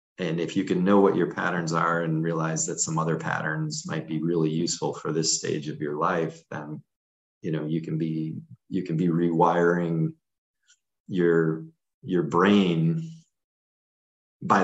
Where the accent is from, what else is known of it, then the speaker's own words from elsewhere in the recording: Syracuse, New York, United States; moved away; I grew up in Syracuse, New York, which is known for being one of the cloudiest places on the planet